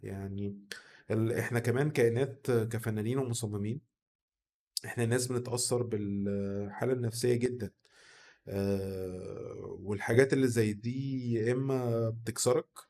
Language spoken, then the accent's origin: Arabic; Egypt; عندنا في مصر هنا